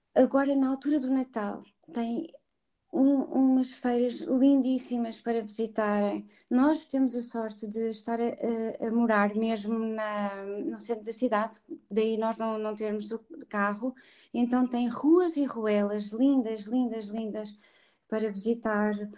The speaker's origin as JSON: {"language": "Portuguese", "country": "Portugal", "also_born_or_lived": "Mozambique", "moved": "as an adult", "said": "Eu nasci fora de Portugal, eu esqueci de mencionar isso no início, mas eu também não me lembro, porque eu cheguei com 3 anos a Portugal, eu uhum. nasci em Moçambique."}